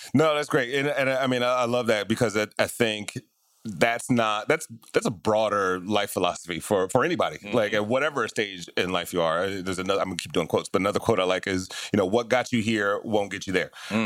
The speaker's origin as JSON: {"language": "English", "town": "Detroit", "region": "Michigan", "country": "United States", "tie": "born or raised there", "said": "I grew up in Detroit in very similar circumstances"}